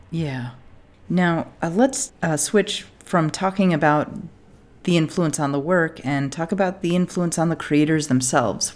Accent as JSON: {"language": "English", "country": "United States", "said": "I'm an American"}